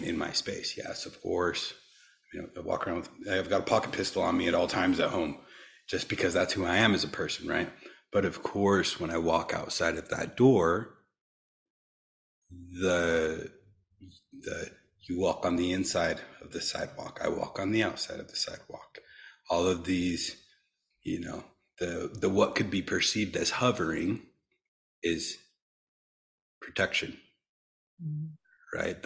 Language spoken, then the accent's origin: English; United States; growing up as, you know, being American, growing up as a Westerner. I mean, my dad is from East Africa, so half-half